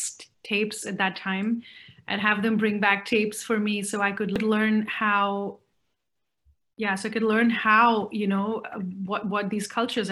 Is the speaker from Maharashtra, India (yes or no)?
yes; Mumbai, Maharashtra, India; also born or lived in Chennai, India / Pondicherry, India; I was born in Chennai. I'm Tamilian, born in Chennai. And I think the first 3-4 years of my life, we lived in Pondicherry and then moved to Bombay.